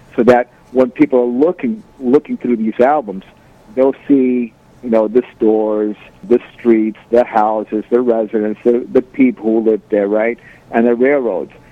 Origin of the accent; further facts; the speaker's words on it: Valley Cottage, New York, United States; moved away as an adult; now in Moscow, Russia; I was actually a transplant from New York City, but at a very early age, right? My parents bought a house in Valley Cottage, and that's where I basically grew up